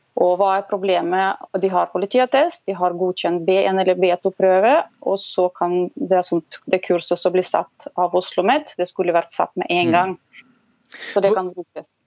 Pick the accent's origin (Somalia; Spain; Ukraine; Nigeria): Ukraine; first language Russian; Norwegian is a second language; now in Norway; Jeg kommer fra russisktalende by. Jeg, mitt morsmål er russisk, og så har jeg lært ukrainsk